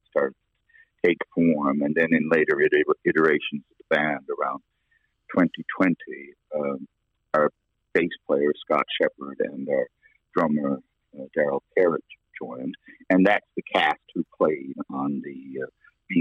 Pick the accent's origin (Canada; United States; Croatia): Canada; Corner Brook, Newfoundland and Labrador; I grew up in a part of Cornerbrook called Humbermouth on Peddle's Lane